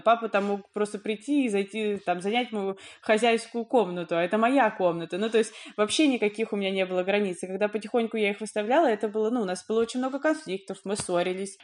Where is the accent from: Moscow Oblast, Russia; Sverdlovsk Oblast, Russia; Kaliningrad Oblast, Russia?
Moscow Oblast, Russia; Dubna; я не из Москвы, я вот в Дубне живу и жила.